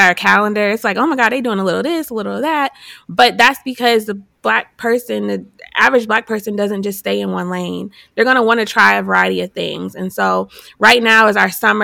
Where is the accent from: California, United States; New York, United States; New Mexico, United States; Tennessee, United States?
New York, United States; Buffalo; moved away as an adult; now in Hampton Roads, United States; I'm originally from Buffalo, New York, and I came here because I went to Hampton, and then went to ODU for grad school